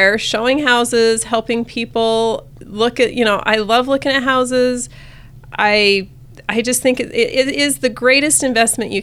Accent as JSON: {"language": "English", "town": "St. George", "region": "Utah", "country": "United States", "tie": "born or raised there", "also_born_or_lived": "Logan, Utah", "moved": "as an adult", "said": "I grew up in St. George, so I've lived in Utah most of my life"}